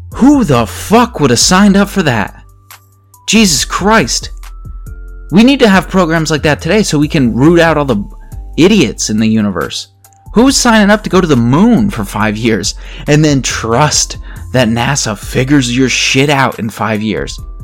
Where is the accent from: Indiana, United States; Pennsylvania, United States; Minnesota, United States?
Pennsylvania, United States; accent: Pennsylvania; my Pennsylvania accent